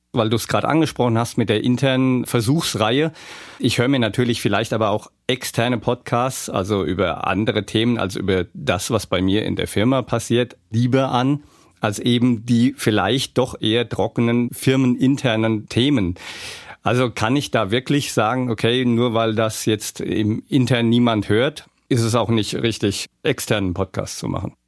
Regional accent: Hesse, Germany; accent: Hessisch; Ich fange mal an mit Hessisch zu babbeln

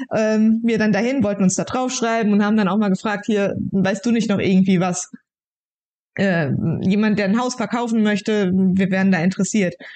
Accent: Brachbach, Rhineland-Palatinate, Germany; Ich wohne wieder in meinem Heimatdorf ja. äh, in Brachbach, da haben wir gebaut.

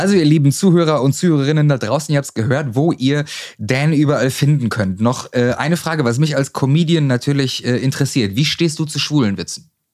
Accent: near Dortmund, North Rhine-Westphalia, Germany; Ich bin in der Nähe geboren

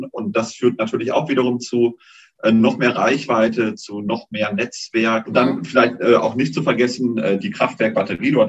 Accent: Münster, North Rhine-Westphalia, Germany; Als Münsteraner spielt man Speckbrett

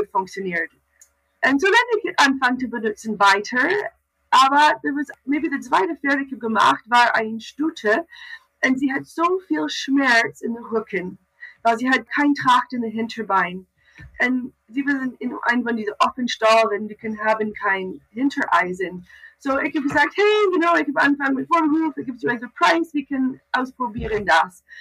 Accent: Canada; German is a second language; moved away as an adult; now in Germany

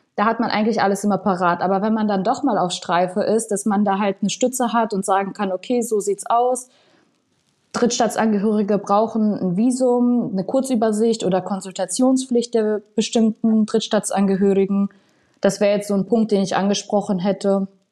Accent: Paderborn, North Rhine-Westphalia, Germany; moved away as an adult; now in Frankfurt am Main, Germany; ich komme eigentlich aus NRW, aus Paderborn

